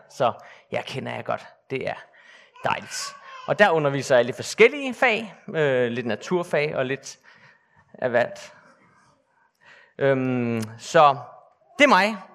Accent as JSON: {"language": "Danish", "town": "Bornholm", "region": "Capital Region of Denmark", "country": "Denmark", "tie": "born or raised there", "said": "Jeg er født og opvokset på Bornholm. Jeg er kun halv Bornholmer, fordi min far, som sidder hernede, er nordmand faktisk."}